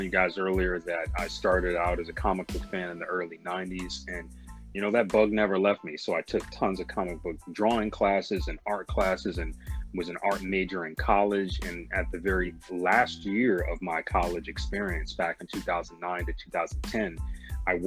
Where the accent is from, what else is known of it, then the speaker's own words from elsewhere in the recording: Michigan, United States; a young black kid growing up in Michigan